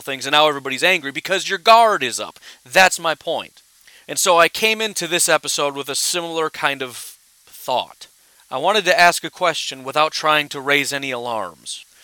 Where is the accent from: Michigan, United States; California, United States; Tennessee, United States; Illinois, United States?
Illinois, United States; I grew up in Illinois. The school district I went to was called U46